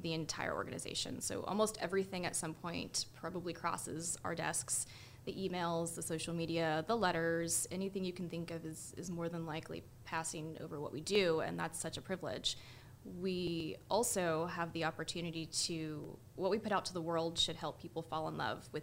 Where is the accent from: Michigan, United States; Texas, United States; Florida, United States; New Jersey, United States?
Florida, United States; Jacksonville; moved away as an adult; now in Kalamazoo, United States; the Jacksonville Symphony in sunshiny Jacksonville, Florida, is in a way my hometown orchestra. The first orchestra concert I ever attended was with the Jacksonville Symphony